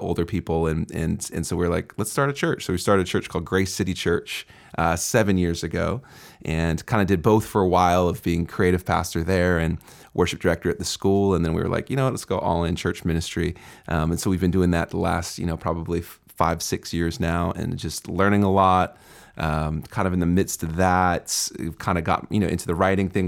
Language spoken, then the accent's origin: English; Seattle, Washington, United States; I'm originally from the Seattle area